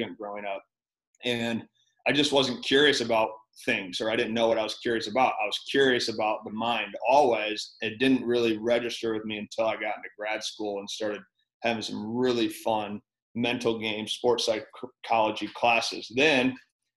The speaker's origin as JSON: {"language": "English", "region": "Michigan", "country": "United States", "tie": "born or raised there", "also_born_or_lived": "Minnesota", "said": "I grew up in Michigan."}